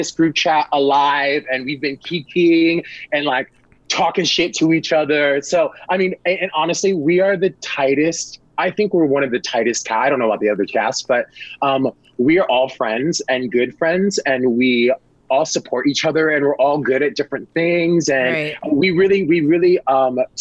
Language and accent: English; New York, United States; I'm from New York